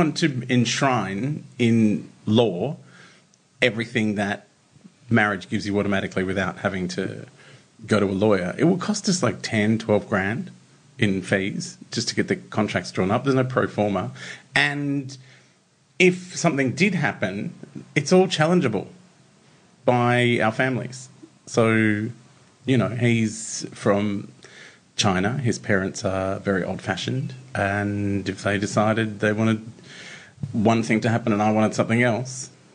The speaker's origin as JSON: {"language": "English", "town": "Brunswick", "region": "Victoria", "country": "Australia", "tie": "born or raised there", "moved": "yes", "said": "I grew up in Brunswick"}